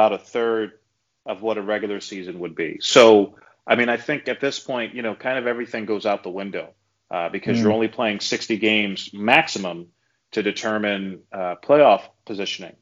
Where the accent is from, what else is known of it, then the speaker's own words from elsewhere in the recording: New York City, New York, United States; I was a big New York Mets fan as a kid growing up in New York City